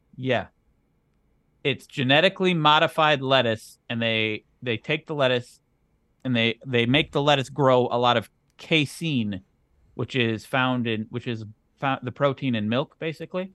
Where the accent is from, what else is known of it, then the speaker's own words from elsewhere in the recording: Wisconsin, United States; I am from Wisconsin